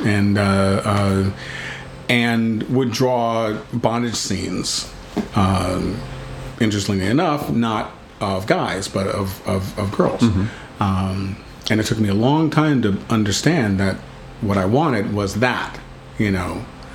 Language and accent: English; Texas, United States; I'm from Texas.